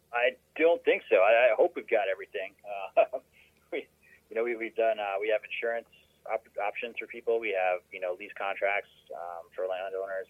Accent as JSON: {"language": "English", "region": "Minnesota", "country": "United States", "tie": "born or raised there", "said": "I grew up in uh, Minnesota"}